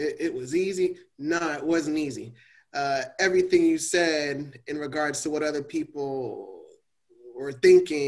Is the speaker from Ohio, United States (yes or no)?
no; Miami, Florida, United States; growing up in Miami, and I was in West Perrine